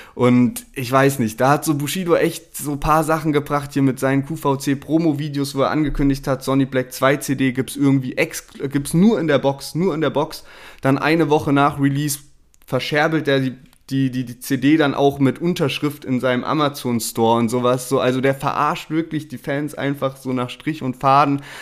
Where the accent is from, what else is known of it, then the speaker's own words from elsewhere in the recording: Heidelberg, Baden-Württemberg, Germany; bei uns in Heidelberg